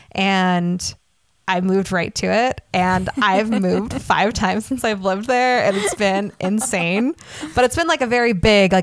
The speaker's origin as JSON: {"language": "English", "region": "Utah", "country": "United States", "tie": "born or raised there", "said": "I grew up in Utah"}